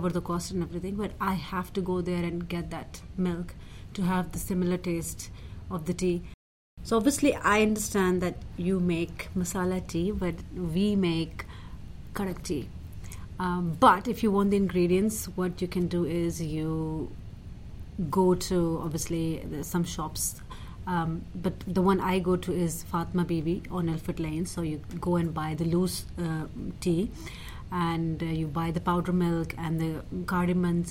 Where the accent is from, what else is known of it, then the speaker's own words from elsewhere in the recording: Pakistan; now in London, United Kingdom; I'm from Pakistan